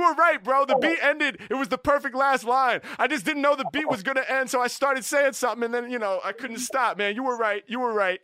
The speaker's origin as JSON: {"language": "English", "town": "Portland", "region": "Oregon", "country": "United States", "said": "I'm from Portland"}